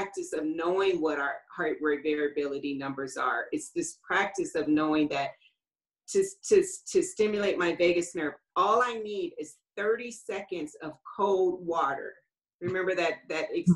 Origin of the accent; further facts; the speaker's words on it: Los Angeles, California, United States; I grew up in Los Angeles